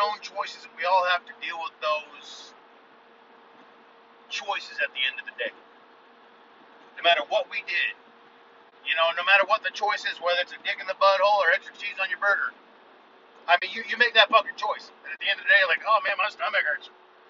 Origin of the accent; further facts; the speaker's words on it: United States; I am an American